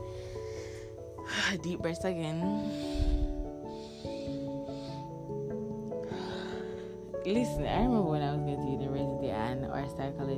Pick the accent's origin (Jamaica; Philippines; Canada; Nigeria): Jamaica; we're Jamaicans, you don't know, we come from the Caribbean